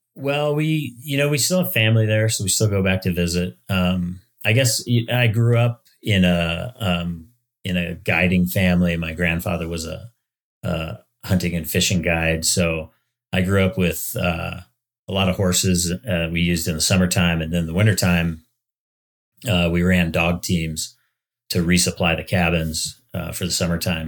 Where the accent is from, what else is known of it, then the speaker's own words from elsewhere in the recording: Palmer, Alaska, United States; moved away as an adult; also born or lived in Oregon / Washington / Florida; now in Estes Park, United States; I grew up in Palmer, Alaska, which, you know, has a lot of hayfields.